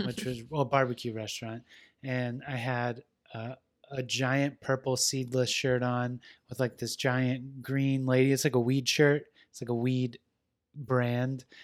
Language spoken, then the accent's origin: English; West Coast, United States; I'm from the West Coast